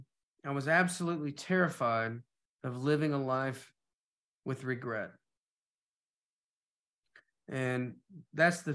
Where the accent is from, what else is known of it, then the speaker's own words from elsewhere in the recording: Knoxville, Tennessee, United States; moved away as an adult; also born or lived in Atlanta; I'm moving from Knoxville to Atlanta